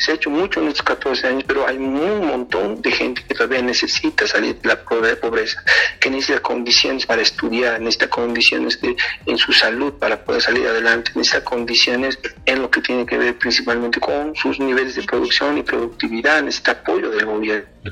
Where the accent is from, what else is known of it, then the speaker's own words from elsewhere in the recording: Bolivia; como bolivianos